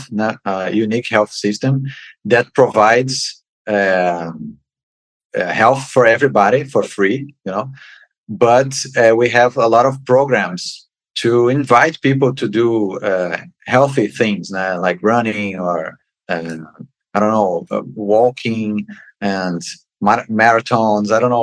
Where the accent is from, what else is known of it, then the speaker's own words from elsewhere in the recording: Rio de Janeiro, Brazil; English is a second language; moved away as an adult; also born or lived in Niterói, Brazil / Hannover, Germany; now in Bahia, Brazil; I'm in Bahia, but I am Carioca. I am from Rio de Janeiro.